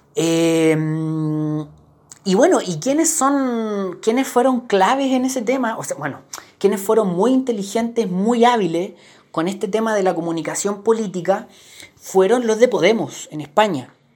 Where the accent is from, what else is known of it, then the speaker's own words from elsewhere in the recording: Chile; para nosotros eh, con una cultura política como la chilena